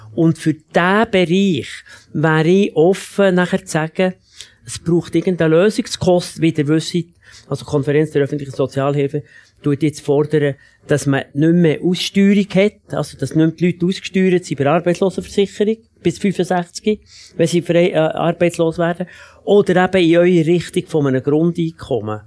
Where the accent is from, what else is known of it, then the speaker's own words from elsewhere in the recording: Switzerland; bei uns in der Schweiz